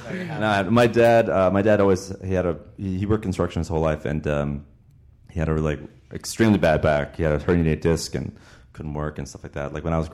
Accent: Toronto, Ontario, Canada; I grew up in Toronto, Canada, dude. Toronto, Ontario.

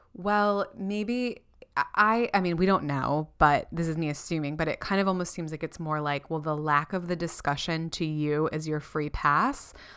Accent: Florida, United States; moved away as an adult; now in New Zealand; Renee and I didn't do that growing up in Florida

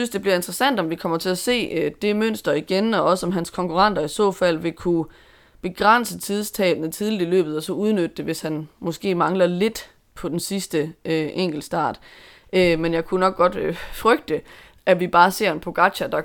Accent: Denmark; Men jeg er vel dansker.

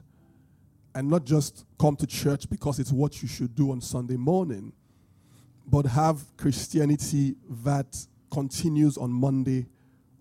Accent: Benin, Edo, Nigeria; accent: British Bini; my British Bini accent

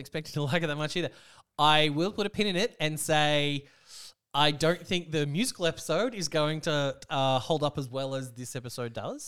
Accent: Australia; I'm from Austra-, for Austra-, Australia

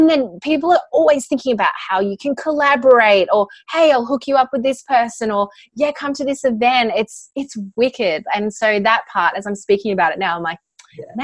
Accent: Australia; now in California, United States; I'm actually an Aussie.

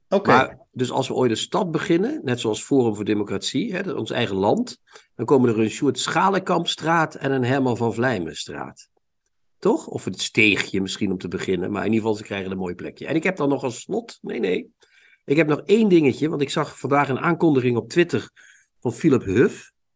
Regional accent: Limburg, Netherlands; ik ben zelf ook een Limburger

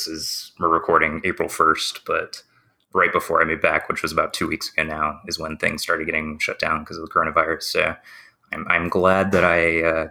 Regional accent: Georgia, United States; also born or lived in Seattle, Washington; I moved back from Seattle, Washington, back to Georgia.

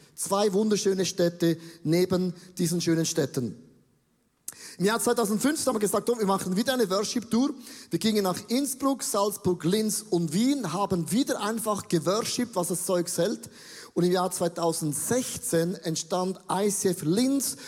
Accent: Buchs, St. Gallen, Switzerland; ich bin in der Nähe von Österreich aufgewachsen, in Bux

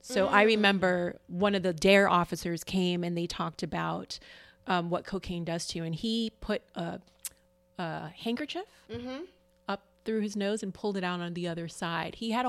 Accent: Jamaica; So I'm Jamaican. I've smoked marijuana.

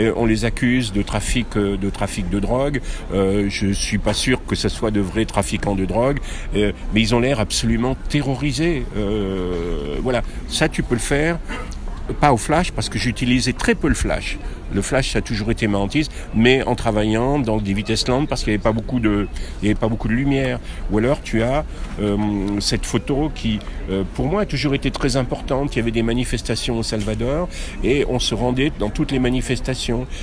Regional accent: France; je suis français

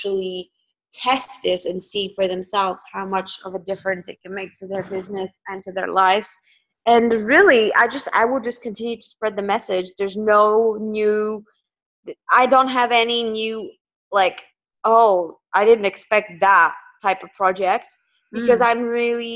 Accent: Northwest, Bulgaria; also born or lived in London, United Kingdom; now in Malta; I grew up in Bulgaria, which is it's kind of a four-season country

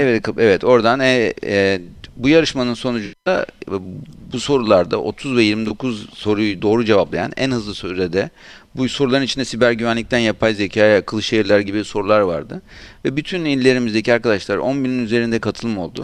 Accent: Aydın, Turkey; Ben Aydınlıyım esasında.

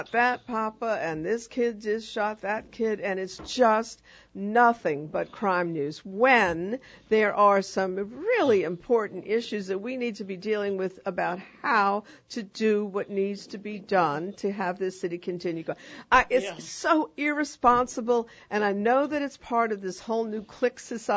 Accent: New York, United States; moved away as an adult; now in New Orleans, United States; I'm from New York.

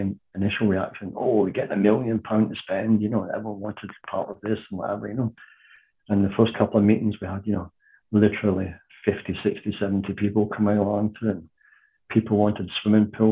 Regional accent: Scotland, United Kingdom; moved away as an adult; also born or lived in North London; now in London, United Kingdom; like most Scots that come down here, I came down here for work in the 70s.

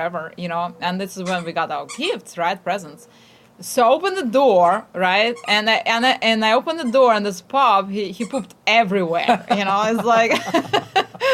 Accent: Ukraine; moved away; I'm from Ukraine, and we have these harsh winters

